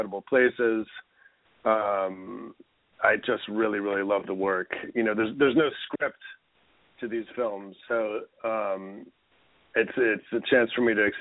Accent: Westchester, New York, United States; also born or lived in Manhattan, New York / Brooklyn, New York; I grew up in Westchester.

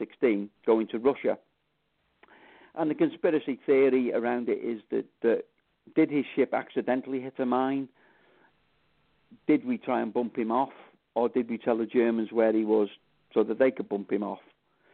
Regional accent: Wales, United Kingdom; Yes, I am Welsh.

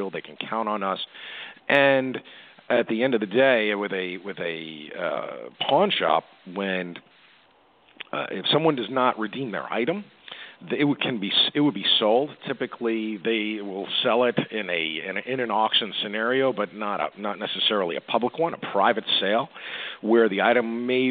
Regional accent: New York City, New York, United States; I'm a Queens native, born and raised in Woodside, New York

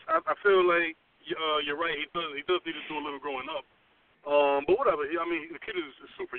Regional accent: New York, United States; I'm a Dominican from New York

